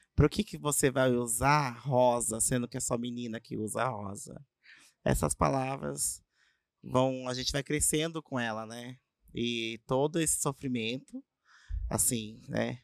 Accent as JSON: {"language": "Portuguese", "town": "Avaré", "region": "São Paulo", "country": "Brazil", "tie": "born or raised there", "said": "Sou de Avaré, nasci aqui mesmo"}